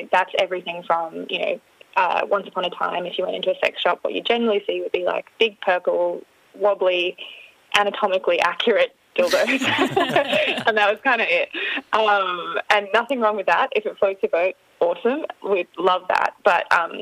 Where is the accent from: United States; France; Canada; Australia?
Australia; Australians have that really lovely, like, combination of being very friendly. We love jokes.